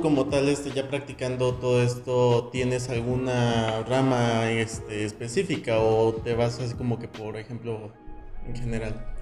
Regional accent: Cuernavaca, Morelos, Mexico; Nosotros somos de Cuernavaca, Morelos

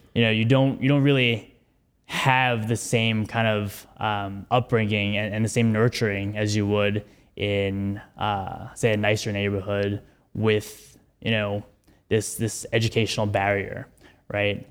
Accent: New York City, New York, United States; I'm from New York City, born and raised. I went to high school in the Bronx

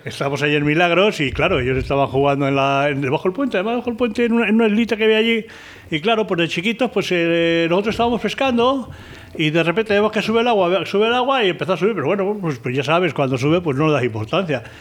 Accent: Íscar, Castile and León, Spain; conocí al padre de Sebas ahí en mi pueblo en Iscar

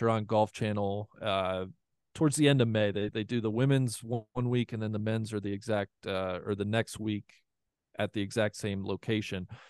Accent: Cincinnati, Ohio, United States; moved away as an adult; now in Colorado, United States; my hometown of Cincinnati, Ohio

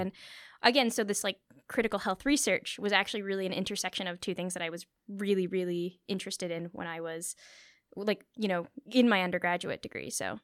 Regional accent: Thornhill, Ontario, Canada; I grew up in Thornhill

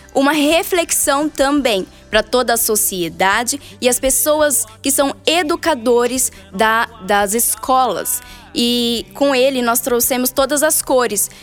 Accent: Cafelândia, São Paulo, Brazil; eu sou nascida em Cafelândia

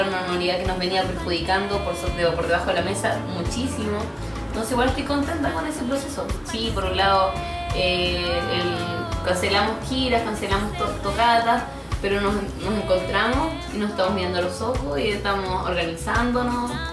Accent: southern Chile, Chile; now in Santiago, Chile; estoy viajando a a mi familia, volviendo a mi tierra

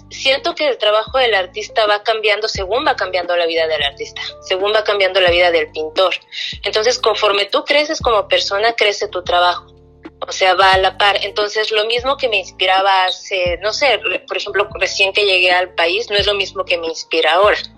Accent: Mexico; now in Canada; no sabía si era todavía como eh, mexicano o canadiense o dónde estaba y era mi manera de arraigarme. Entonces antes pintaba muchas cosas relacionadas más con México

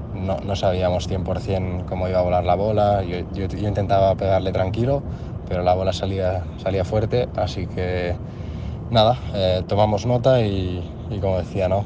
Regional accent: Moià, Catalonia, Spain; de Moyá, de mi pueblo

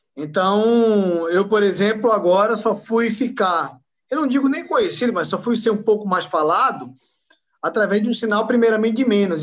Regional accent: Recife, Pernambuco, Brazil; moved away as an adult; also born or lived in Envira, Amazonas / Mirassol d'Oeste, Mato Grosso; now in São Paulo, Brazil; eu sou pernambucano de nascença, nasci da capital, no Recife

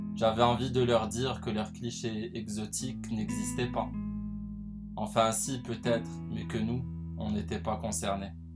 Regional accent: Casablanca, Casablanca-Settat, Morocco; J'arrive chez moi à Casablanca

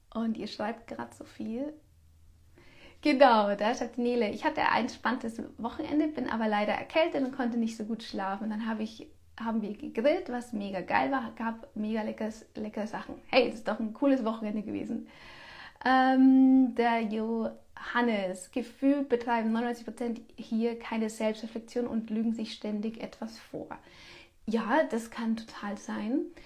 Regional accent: Bavaria, Germany; bei uns in Bayern

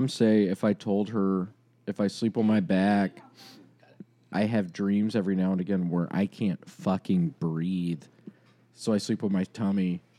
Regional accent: Memphis, Tennessee, United States; I'm from Memphis.

